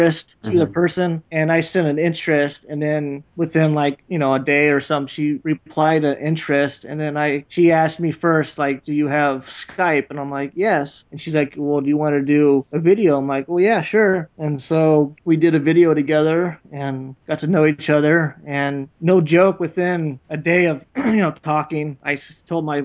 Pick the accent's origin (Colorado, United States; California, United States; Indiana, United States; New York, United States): California, United States; I was born and raised here in California.